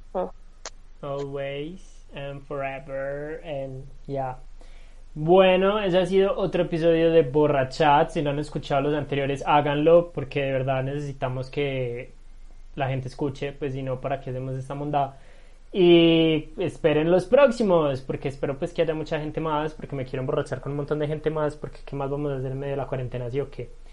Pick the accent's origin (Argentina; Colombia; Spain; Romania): Colombia; Medellín, Antioquia; Yo soy de Medellín, amo mi ciudad